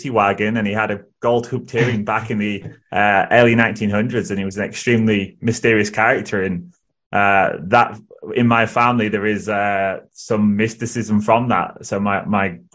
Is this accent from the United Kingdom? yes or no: yes; England, United Kingdom; moved away as an adult; now in Poland; I'm white English